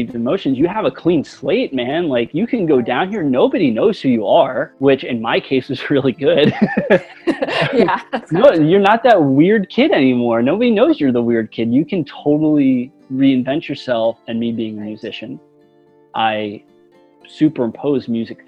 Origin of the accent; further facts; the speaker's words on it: United States; also born or lived in Pennsylvania / New Jersey; I grew up in the North. My parents lived in two separate states. My dad lived in Pennsylvania. My mom lived in New Jersey. And so I'd go back and forth